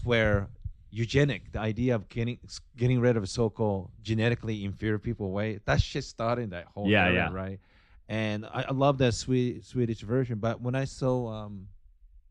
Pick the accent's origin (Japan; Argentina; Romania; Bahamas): Japan; moved away; also born or lived in Seattle; growing up in Japan, small country.